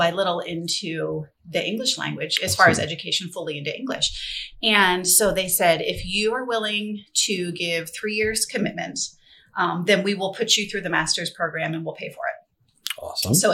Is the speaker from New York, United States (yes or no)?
no; Milton, Pennsylvania, United States; moved away as an adult; also born or lived in Madison, New Jersey; now in Clark County, Nevada, United States; I was born and raised in Pennsylvania. I am an East Coast